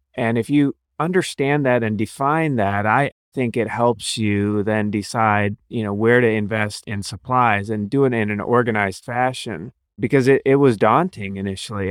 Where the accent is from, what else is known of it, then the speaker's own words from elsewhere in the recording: Cincinnati, Ohio, United States; also born or lived in Akron, Ohio / Cleveland, Ohio / New Orleans, Louisiana / Chicago, Illinois; now in Columbus, United States; So I grew up in Ohio, Cincinnati